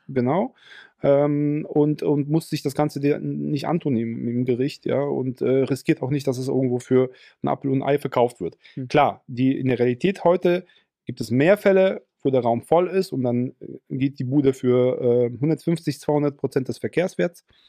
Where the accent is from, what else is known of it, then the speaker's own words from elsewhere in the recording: Ruhr area, North Rhine-Westphalia, Germany; bei uns im Ruhrgebiet